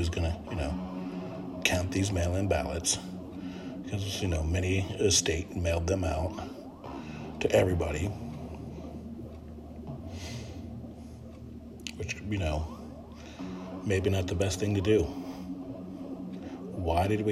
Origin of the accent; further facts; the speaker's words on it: United States; as Americans